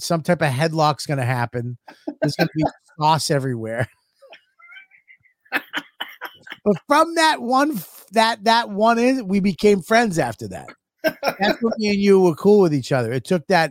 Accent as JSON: {"language": "English", "town": "Boston", "region": "Massachusetts", "country": "United States", "also_born_or_lived": "New York", "moved": "as an adult", "said": "I was like, Boston"}